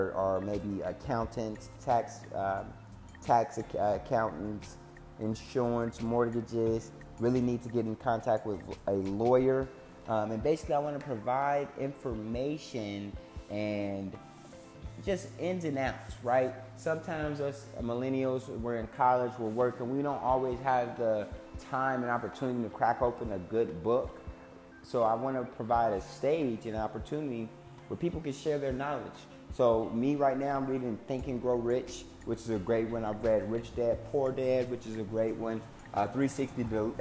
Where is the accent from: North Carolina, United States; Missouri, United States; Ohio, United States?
Ohio, United States; Cincinnati; moved away as an adult; also born or lived in Dayton, Ohio; now in Tempe, United States; I am originally from Cincinnati, Ohio, born and raised until August 10th, again, 2018